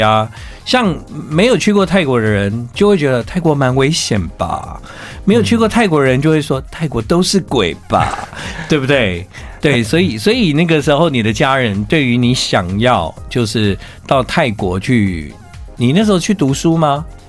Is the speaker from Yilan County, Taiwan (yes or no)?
no; Tainan, Taiwan; 土生土长的台南人